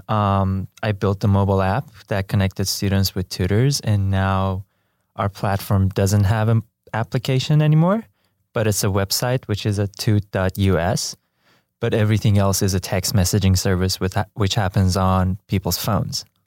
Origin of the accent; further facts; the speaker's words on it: Iran; moved away as an adult; also born or lived in Tehran; I was born and raised in Iran, in a Baha'i family